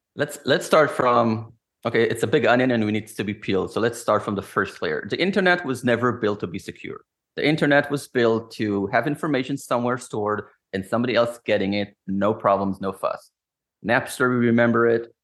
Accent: Israel; moved away as an adult; since I am from Israel, I always had that security mind frame

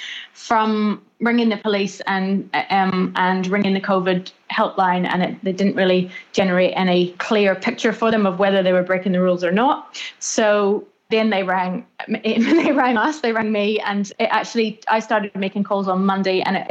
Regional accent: Northern Ireland, United Kingdom; now in New Zealand; I grew up in Northern Ireland

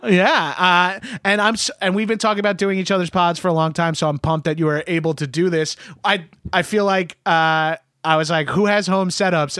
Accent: New York, United States; I'm Italian and I'm from New York

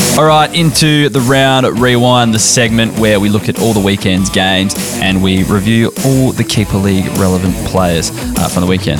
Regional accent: South Australia, Australia; I'm South Australian

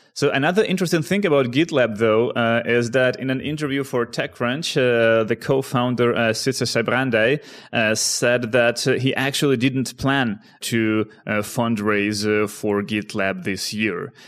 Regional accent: Ukraine; also born or lived in Netherlands; now in Amsterdam, Netherlands; one guy from my hometown in Ukraine and another, uh, from the Netherlands where I live right now

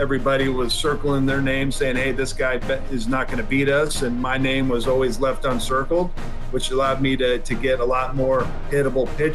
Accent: Washington, United States; Seattle at Safeco, obviously my home state

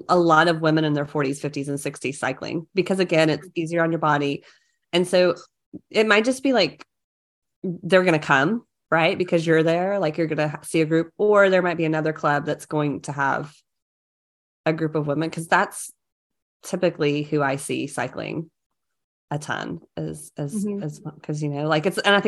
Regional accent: the South, United States; I'm from the South.

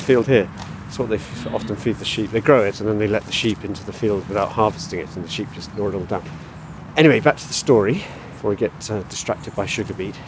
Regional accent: Somerset, South West England, United Kingdom; moved away; I grew up in Somerset, very rural county

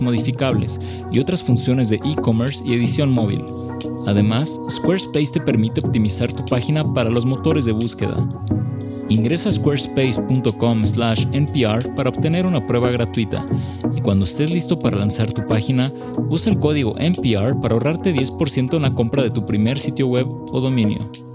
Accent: United States; also born or lived in Lima, Peru; Yo crecí en Estados Unidos, en una casa peruana, y mis padres eran muy disciplinados con el tema del idioma

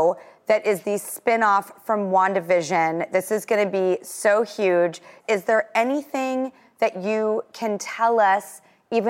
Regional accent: Los Angeles, California, United States; I came from Hollywood

